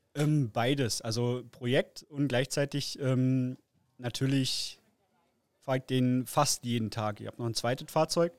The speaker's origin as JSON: {"language": "German", "town": "Frankfurt", "region": "Brandenburg", "country": "Germany", "said": "komme aus äh, Frankfurt-Oder, ist direkt eigentlich in Brandenburg an der polnischen Grenze"}